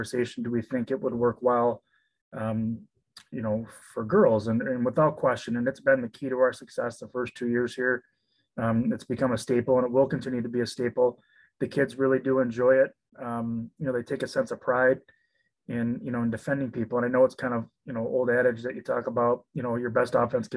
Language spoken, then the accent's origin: English; Frankenmuth, Michigan, United States; I'm from Frankenmuth